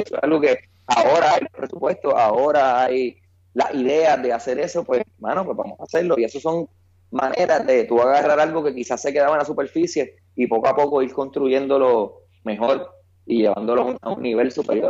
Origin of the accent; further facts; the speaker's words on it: San Juan, Puerto Rico; yo soy de Cupey, Puerto Rico, la tierra de Tito Trinidad